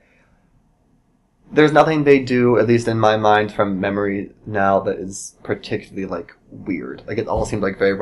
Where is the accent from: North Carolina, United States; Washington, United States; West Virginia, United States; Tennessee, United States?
West Virginia, United States; Moundsville; moved away as an adult; also born or lived in Pittsburgh; now in Chicago, United States; I grew up in West Virginia